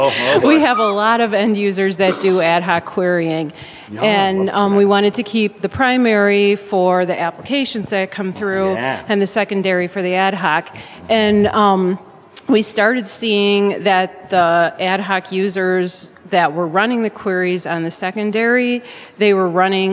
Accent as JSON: {"language": "English", "town": "Milwaukee", "region": "Wisconsin", "country": "United States", "said": "I'm from Milwaukee, Wisconsin."}